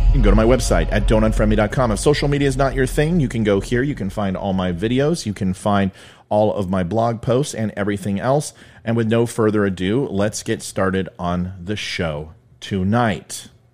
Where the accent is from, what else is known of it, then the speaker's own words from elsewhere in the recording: Jefferson County, Colorado, United States; moved away; This is my hometown. My hockey team is there. I lived in Jeffco.